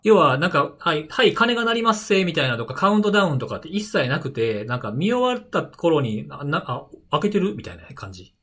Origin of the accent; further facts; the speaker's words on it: Osaka, Japan; 大阪 生まれ、大阪育ちなんですけど